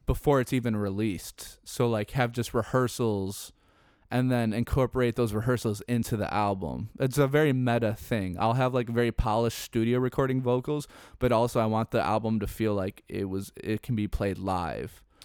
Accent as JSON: {"language": "English", "town": "Chicago", "region": "Illinois", "country": "United States", "said": "I'm from Chicago"}